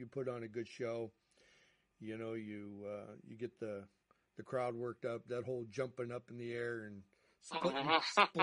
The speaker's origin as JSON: {"language": "English", "town": "Chicago", "region": "Illinois", "country": "United States", "tie": "born or raised there", "said": "I grew up in Chicago"}